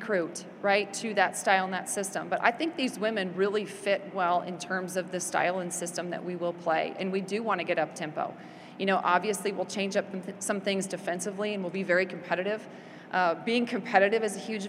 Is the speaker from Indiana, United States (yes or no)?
no; Des Moines, Iowa, United States; moved away as an adult; now in Oklahoma, United States; I'm from Des Moines, and it was hard to leave Des Moines. I grew up there.